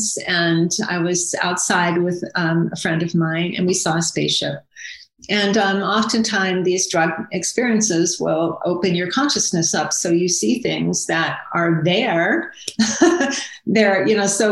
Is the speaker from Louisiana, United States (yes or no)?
no; Akron, Ohio, United States; I grew up in Akron, Ohio, in suburbia.